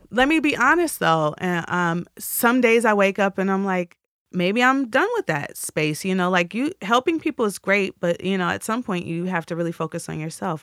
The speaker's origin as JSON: {"language": "English", "region": "Midwest", "country": "United States", "said": "I'm from the Midwest."}